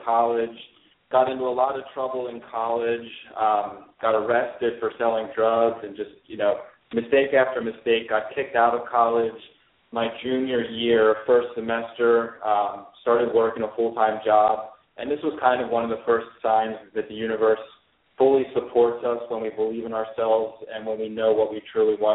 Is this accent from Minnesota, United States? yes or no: no; Lancaster, Pennsylvania, United States; Born and raised in Lancaster, Pennsylvania